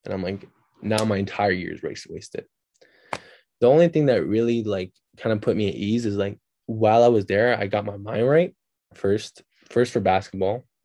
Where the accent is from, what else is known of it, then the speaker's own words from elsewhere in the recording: Canada; also born or lived in Turkey; growing up, like, here